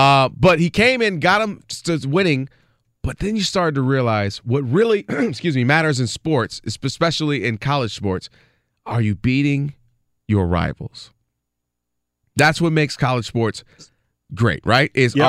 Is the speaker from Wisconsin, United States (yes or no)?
no; Ann Arbor, Michigan, United States; born and raised in Ann Arbor, Michigan. Went to high school about 50 yards from the big house.